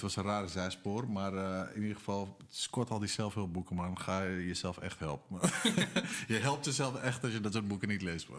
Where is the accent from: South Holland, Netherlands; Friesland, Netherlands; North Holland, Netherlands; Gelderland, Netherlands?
North Holland, Netherlands; Amsterdam; Amsterdam-Noord, waar ik vandaan kom